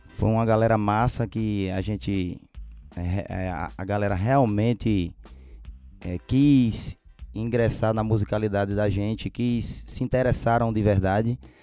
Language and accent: Portuguese; Pernambuco, Brazil; nós somos de Pernambuco